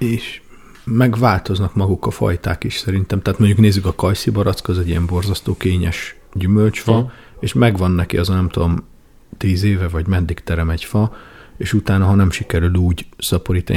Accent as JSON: {"language": "Hungarian", "town": "Nagykanizsa", "region": "Zala", "country": "Hungary", "tie": "born or raised there", "said": "én Nagykanizsán nőttem fel leginkább"}